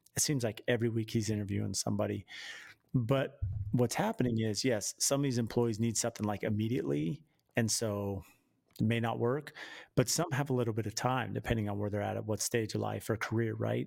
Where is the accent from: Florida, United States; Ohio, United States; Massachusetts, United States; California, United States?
California, United States; San Diego; now in Phoenix, United States; I grew up in San Diego and live in the Phoenix